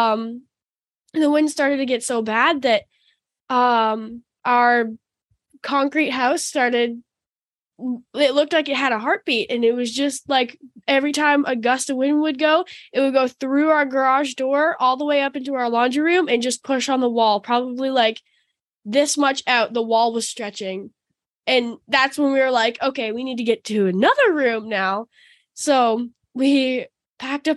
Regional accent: Florida, United States; we're from Florida

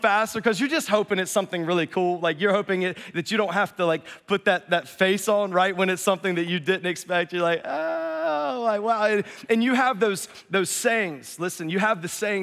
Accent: North Carolina, United States; I'm from North Carolina, so I say forward really funny

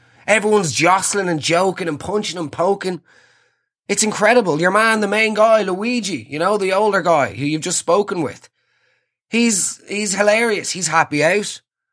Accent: Ireland; Us Irish

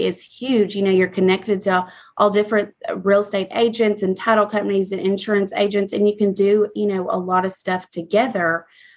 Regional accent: Texarkana, Texas, United States; moved away as an adult; also born or lived in Houston, Texas; now in Prosper, United States; ended up in Texarkana. I mean, I was raised there. I was there all my life pretty much

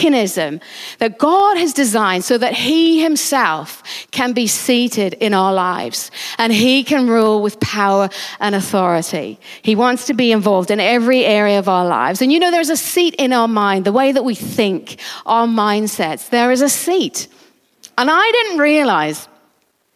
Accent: United Kingdom; we're British

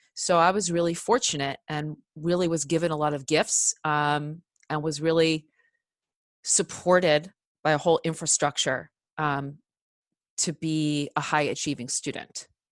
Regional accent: Cherry Hill, New Jersey, United States; I grew up in Cherry Hill, New Jersey, uh, South Jersey

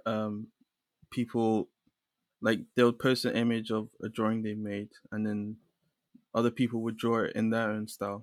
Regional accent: London, United Kingdom; I'm from London. I grew up in London.

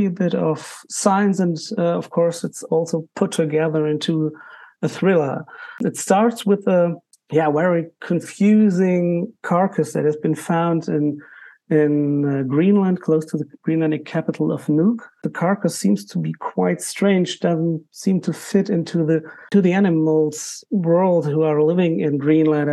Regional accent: Germany; English is a second language; I'm an author from Germany, for sure. So I'm a non-US author, but I write in English.

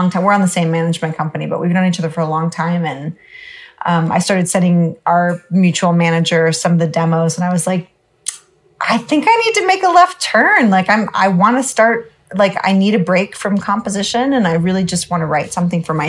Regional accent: Northern California, United States; also born or lived in Alaska; now in Los Angeles, United States; I'm a California girl for sure, but I was born in Alaska

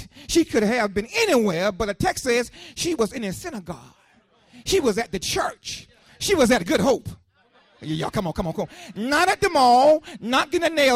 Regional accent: Lakeland, United States; I was growing up in Lakeland, a young boy growing up in Lakeland, I grew up on 6th Street

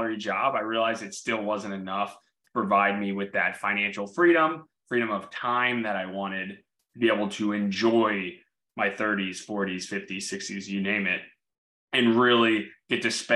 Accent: Orlando, Florida, United States; I grew up in Orlando

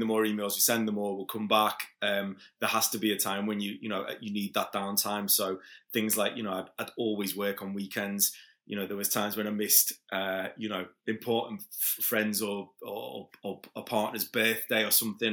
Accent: Liverpool, North West England, United Kingdom; moved away as an adult; now in Ibiza, Spain; I'm originally from Liverpool, but I live in Ibiza for about twenty years now.

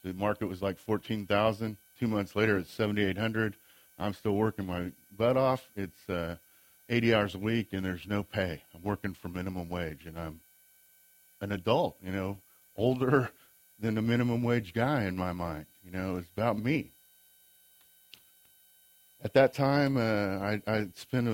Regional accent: Great Bend, Kansas, United States; also born or lived in Bonner Springs, Kansas; I grew up in Great Bend, Kansas

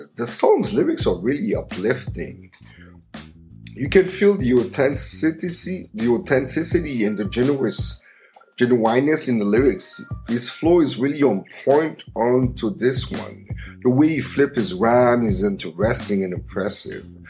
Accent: Montreal, Quebec, Canada; my hometown of Montreal, Canada

